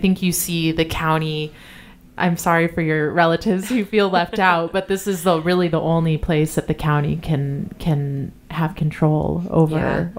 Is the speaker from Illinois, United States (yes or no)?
yes; Illinois, United States; now in St. Louis, United States; Well, I came from Illinois and I was on it when I moved to St. Louis. I've lived in the St. Louis area since 2016.